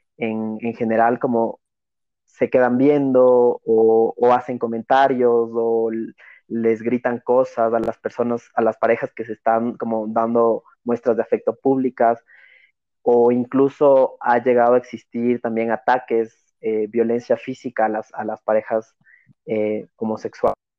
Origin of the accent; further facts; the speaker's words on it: Ecuador; fue un, un motivo de orgullo de ser ecuatoriano